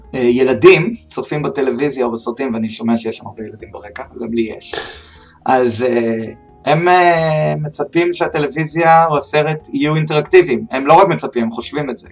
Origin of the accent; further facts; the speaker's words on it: Beersheba, Southern District, Israel; אני מבאר שבע, במקור